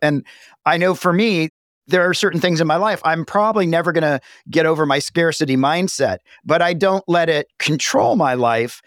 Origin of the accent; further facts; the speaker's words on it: the South, United States; moved away; also born or lived in Los Angeles; I grew up in a small town in the South